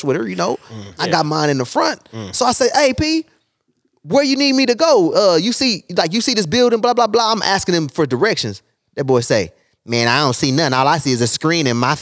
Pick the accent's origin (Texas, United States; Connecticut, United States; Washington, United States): Texas, United States; I'm from Texas, so I represent.